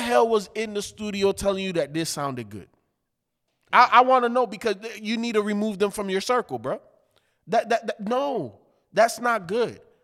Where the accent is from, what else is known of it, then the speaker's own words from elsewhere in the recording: Chicago, Illinois, United States; I was growing up in the hood, by Humble Park in Chicago